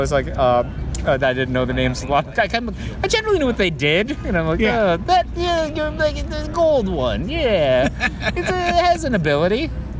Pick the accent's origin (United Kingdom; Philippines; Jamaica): Philippines; now in United States; I was born in the Philippines.